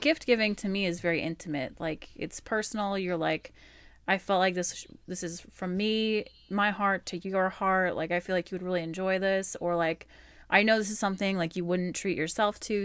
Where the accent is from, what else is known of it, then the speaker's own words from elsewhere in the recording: Alaska, United States; I was born in Alaska